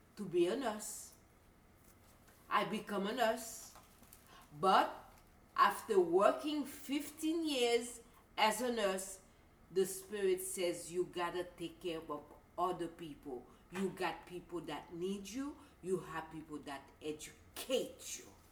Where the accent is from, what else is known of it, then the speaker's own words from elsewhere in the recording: Haiti; I was born in Haiti